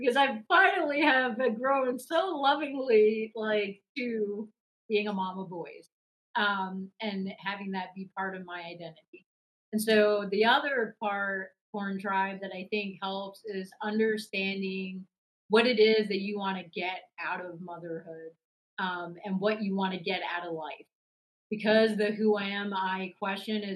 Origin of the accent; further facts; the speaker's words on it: New York City, New York, United States; now in Charlotte, United States; I grew up in New York City